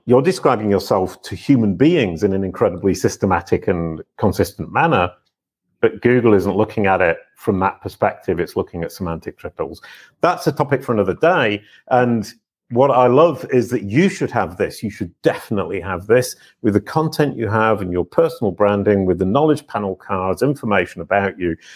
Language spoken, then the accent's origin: English; England, United Kingdom; I'm English